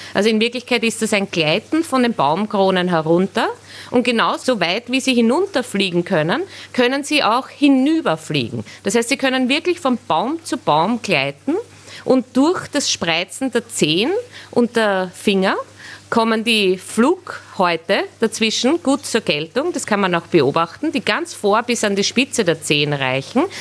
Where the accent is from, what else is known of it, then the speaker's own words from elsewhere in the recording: Austria; bei uns in Österreich